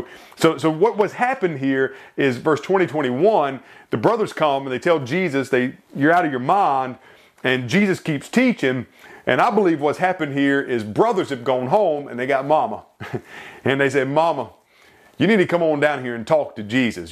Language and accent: English; York, South Carolina, United States; I was born in York, South Carolina.